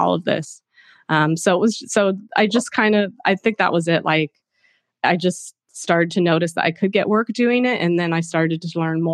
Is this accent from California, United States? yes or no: yes; Cupertino, California, United States; moved away as an adult; also born or lived in Chico, California / London / New York City; I grew up in Silicon Valley until, you know, through high school, went to Cupertino High School